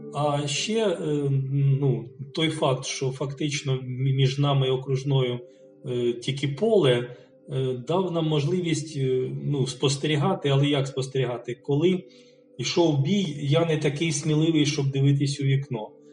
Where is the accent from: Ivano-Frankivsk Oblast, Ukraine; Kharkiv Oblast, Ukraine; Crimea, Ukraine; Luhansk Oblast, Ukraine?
Kharkiv Oblast, Ukraine; Kharkiv; 62-го року я народився в П'ятихатках, і до 94-го року я е, там жив